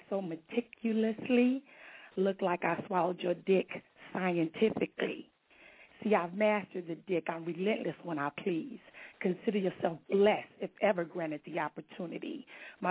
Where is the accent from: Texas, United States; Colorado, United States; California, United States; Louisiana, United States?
California, United States; Long Beach; I'm from Long Beach, California, repping the LBC